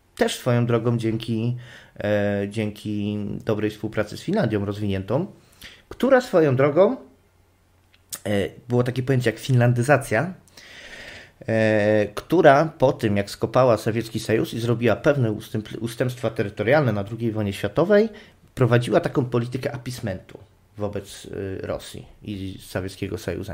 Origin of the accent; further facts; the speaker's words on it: Silesian Voivodeship, Poland; jestem Ślązakiem. W moich rodzinnych stronach